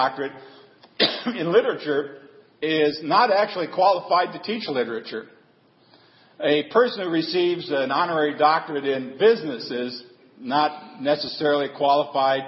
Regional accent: Colorado, United States; also born or lived in Denver area; I grew up in, I was born in Colorado. And for a little while I lived near in the Denver area

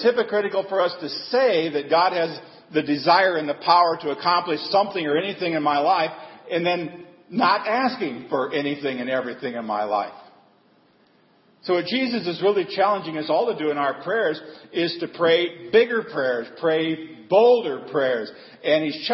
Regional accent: Colorado, United States; also born or lived in Denver area; I grew up in, I was born in Colorado. And for a little while I lived near in the Denver area

